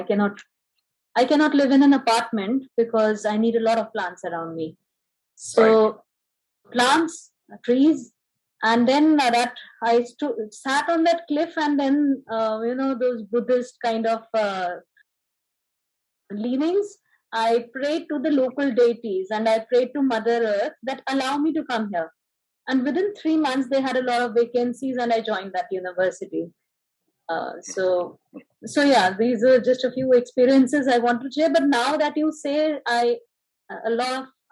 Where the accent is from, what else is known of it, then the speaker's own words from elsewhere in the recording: India; me being an Indian